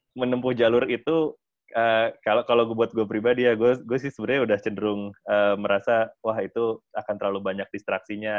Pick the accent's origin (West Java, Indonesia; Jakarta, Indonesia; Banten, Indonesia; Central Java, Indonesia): Jakarta, Indonesia; Setiabudi, South; dulu waktu gua kecil banget itu gua ingat kayaknya me-, pernah, eh, dulu, eh, gua masih tinggal di daerah Setiabudi